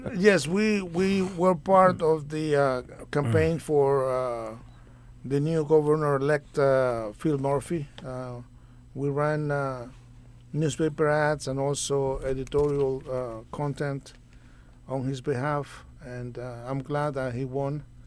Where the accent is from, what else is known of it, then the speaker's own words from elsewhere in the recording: Nicaragua; moved away as an adult; also born or lived in New Brunswick, New Jersey; now in United States; I am originally from Nicaragua. I uh, came to the U.S. on a foreign student visa